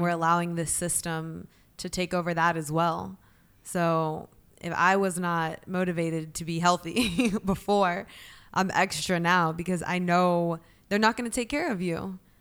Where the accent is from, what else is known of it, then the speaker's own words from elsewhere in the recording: Alpharetta, Georgia, United States; also born or lived in Atlanta; we grew up in Alpharetta, right? Which is very white very privileged